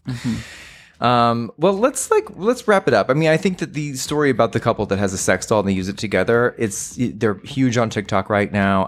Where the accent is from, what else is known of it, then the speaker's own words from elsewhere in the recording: Texas, United States; my home state, which is the Lone Star State, uh, Texas